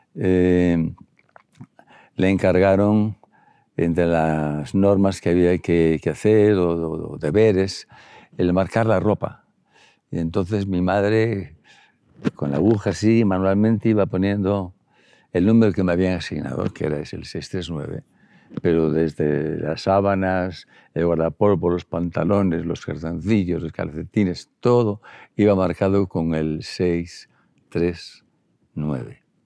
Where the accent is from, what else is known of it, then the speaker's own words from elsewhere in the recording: El Bierzo, Castile and León, Spain; moved away; en el Bierzo es que somos medio gallegos, medio bercianos, medio leoneses, medio, medio asturianos